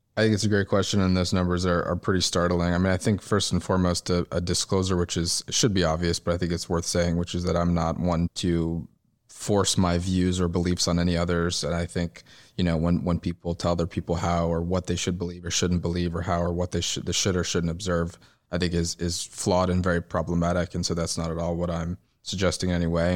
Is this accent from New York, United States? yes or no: yes; New York City, New York, United States; moved away as an adult; now in Tel Aviv, Israel; I grew up in New York City on the Upper East Side